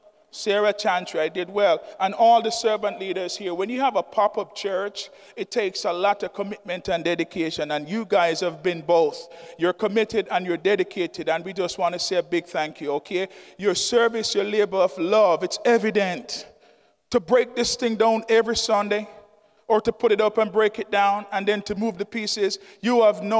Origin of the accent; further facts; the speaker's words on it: Jamaica; now in Sussex County, United States; I'm from Jamaica.